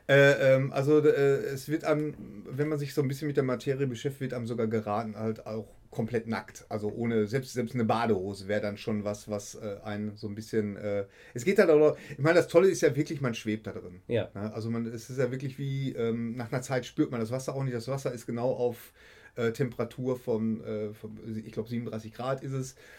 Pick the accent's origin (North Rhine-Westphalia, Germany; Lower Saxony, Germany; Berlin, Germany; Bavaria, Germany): North Rhine-Westphalia, Germany; Bochum; Ich komme aus Bochum